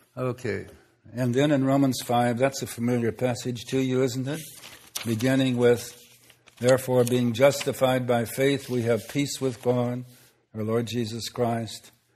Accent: Minnesota, United States; where I grew up in Minnesota

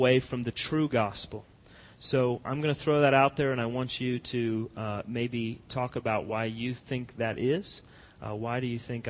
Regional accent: Colorado, United States; now in American South, United States; I grew up in Colorado

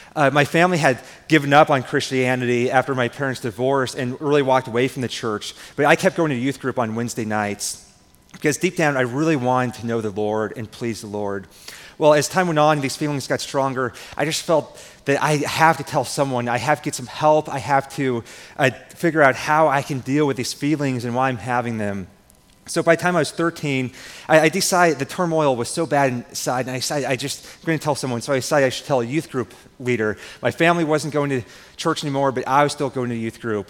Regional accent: Nebraska, United States; I'm from Nebraska. I grew up on a farm. And growing up on a farm here in Nebraska

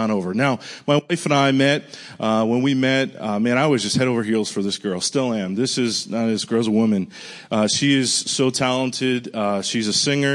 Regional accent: Rhode Island, United States; moved away as an adult; also born or lived in Pensacola, Florida; now in Nashville, United States; I'm from Rhode Island originally. I grew up there. Left when I was 18.

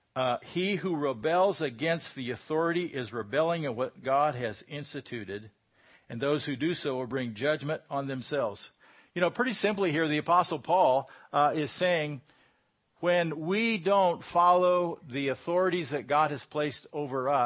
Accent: United States

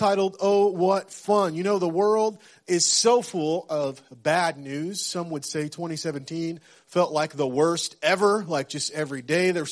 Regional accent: West Central Florida, United States; moved away; I grew up in West Central Florida, so I've been through some hurricanes, some tropical storms.

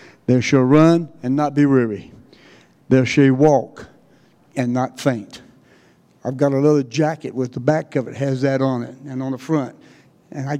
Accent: North Carolina, United States; moved away as an adult; now in Texas, United States; this is not a Texas accent. I've been there since 80. I am a Tar Heel. I am from North Carolina

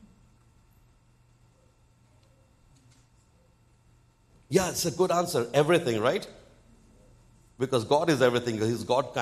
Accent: India; also born or lived in eastern India / Bengal; I am from India.

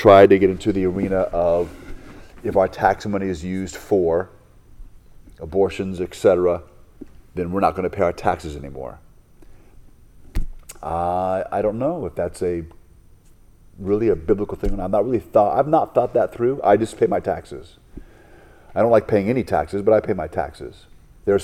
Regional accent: United States; as an American

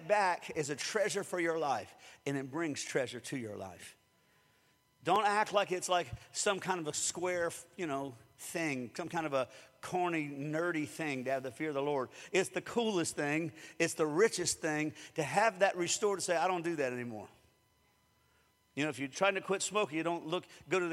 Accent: Springfield, United States; growing up in Springfield because I had dogs all the time

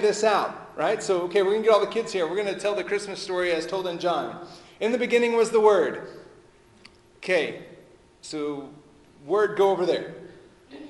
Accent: Texas, United States; I'm from Texas, and the way we would put it is it's back yonder

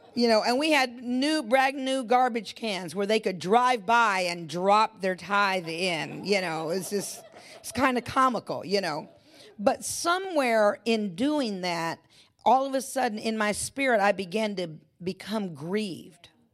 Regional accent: California, United States; I'm in California. I was born and raised in California

